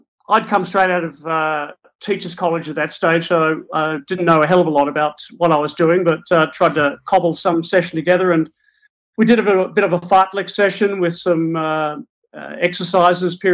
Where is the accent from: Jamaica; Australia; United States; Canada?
Australia; now in Christchurch, New Zealand; I'm Australian by birth, and I'm Celtic, British, and Scandinavian by ancestry. And I call Christchurch, New Zealand, my current home.